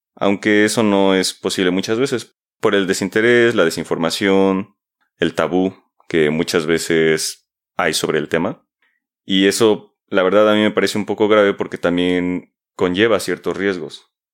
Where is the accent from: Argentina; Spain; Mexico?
Mexico; como mexicanos